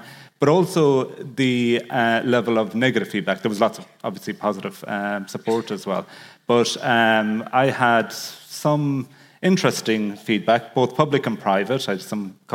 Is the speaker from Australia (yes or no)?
no; Kerry, Munster, Ireland; I am from Kerry